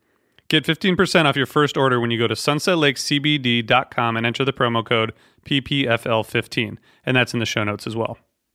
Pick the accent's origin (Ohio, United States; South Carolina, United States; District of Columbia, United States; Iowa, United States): Ohio, United States; I grew up in Ohio